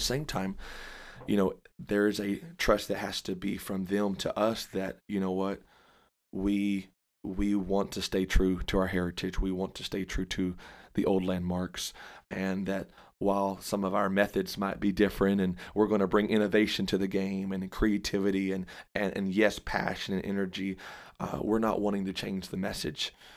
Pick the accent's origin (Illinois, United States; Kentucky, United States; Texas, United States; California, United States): Texas, United States; Dallas; I say Dallas, and, uh, I claim Dallas. And so, born and raised there